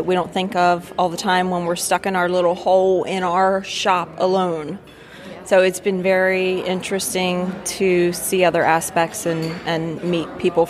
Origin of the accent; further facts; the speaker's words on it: Elkton, Maryland, United States; Elkton, Maryland.